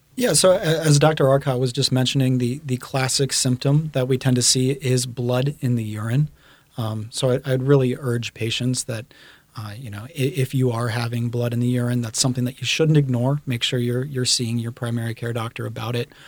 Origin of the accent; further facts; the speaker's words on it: Baton Rouge, Louisiana, United States; moved away as an adult; also born or lived in Boston; I grew up in Baton Rouge, Louisiana.